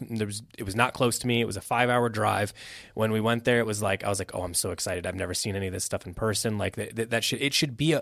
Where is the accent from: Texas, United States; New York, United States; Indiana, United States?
Indiana, United States; moved away; I'm from Indiana originally